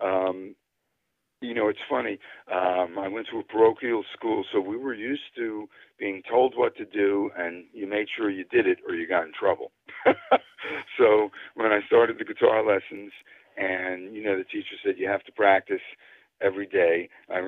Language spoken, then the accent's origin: English; northern New Jersey, United States; also born or lived in Brooklyn, New York; I grew up in Brooklyn, New York, till I was about 10. That's when we moved to New Jersey, and I've lived in northern New Jersey ever since then